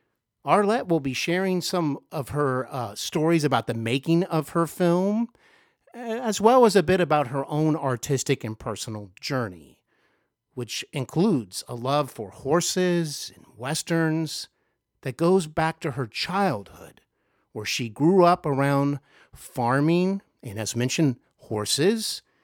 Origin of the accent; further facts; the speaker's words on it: Cincinnati, Ohio, United States; I am here in my hometown of Cincinnati.